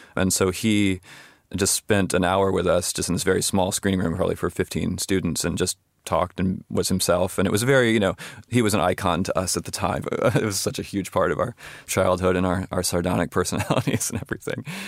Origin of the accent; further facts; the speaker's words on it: Charlottesville, Virginia, United States; my hometown of Charlottesville, Virginia